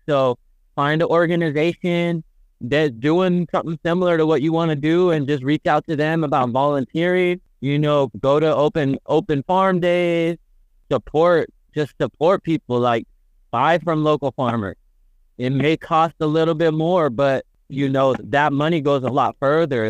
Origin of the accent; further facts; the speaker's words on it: the Bay Area, California, United States; growing up in the Bay, growing up in a city, we don't know farmers.